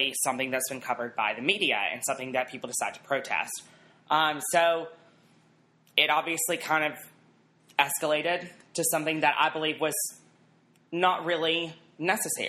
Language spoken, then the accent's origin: English; Alabama, United States; I'm from Alabama